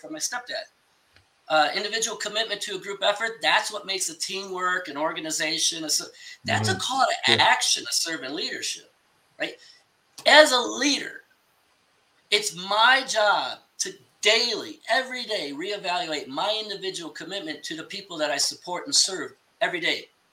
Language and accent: English; Chicago, Illinois, United States; I'm from Chicago